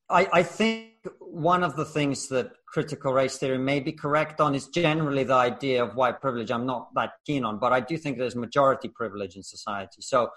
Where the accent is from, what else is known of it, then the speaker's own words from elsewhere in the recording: Russia; I come from Russia. My grandparents were born in the Soviet gulag for political prisoners.